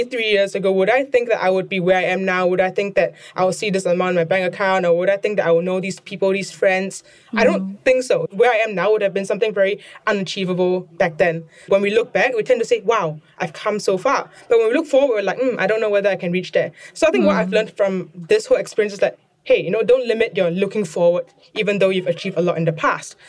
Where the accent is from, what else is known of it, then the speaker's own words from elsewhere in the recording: Singapore; moved away as an adult; now in Hong Kong; as a Singaporean, when I came over to Hong Kong